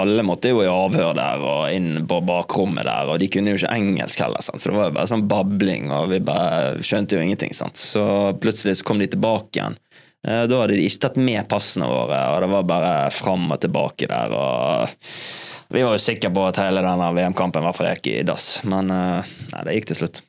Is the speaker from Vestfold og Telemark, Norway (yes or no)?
no; Sotra, Vestland, Norway; rett der jeg er fra